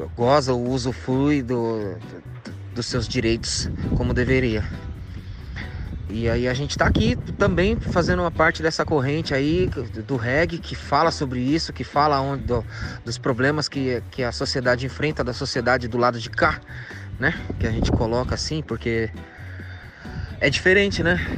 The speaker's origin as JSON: {"language": "Portuguese", "region": "São Paulo", "country": "Brazil", "said": "somos aqui do Fundão, Zona Leste, né? A gente é do gueto"}